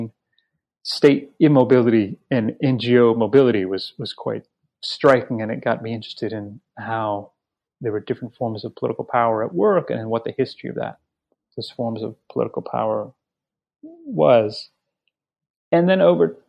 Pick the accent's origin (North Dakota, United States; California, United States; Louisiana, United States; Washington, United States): Louisiana, United States; New Orleans; now in New York City, United States; I grew up in New Orleans